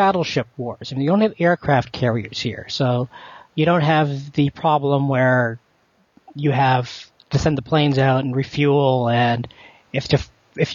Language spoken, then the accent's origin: English; Canada; I'm a Canadian host.